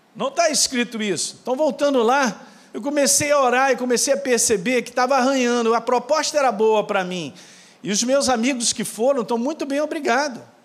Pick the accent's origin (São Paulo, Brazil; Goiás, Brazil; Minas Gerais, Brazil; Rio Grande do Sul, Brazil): Minas Gerais, Brazil; eu sou de Minas